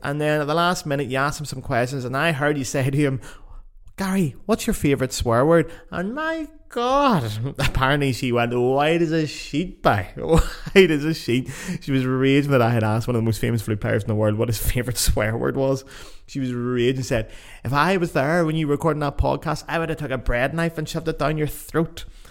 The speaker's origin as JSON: {"language": "English", "town": "Lisburn", "region": "Northern Ireland", "country": "United Kingdom", "tie": "born or raised there", "moved": "yes", "said": "my local Facebook groups back in my hometown, Lisburn."}